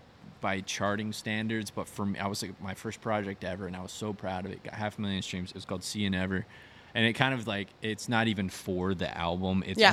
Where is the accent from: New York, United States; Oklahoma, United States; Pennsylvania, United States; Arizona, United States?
Arizona, United States